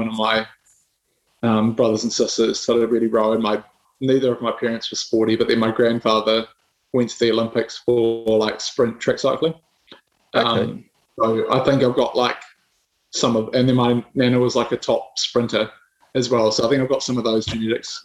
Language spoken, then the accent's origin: English; New Zealand; born or raised there; moved away as an adult; now in United Kingdom